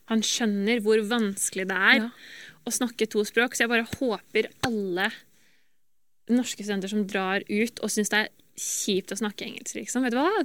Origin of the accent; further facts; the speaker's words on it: Norway; moved away as an adult; also born or lived in United States; jeg er jo norsk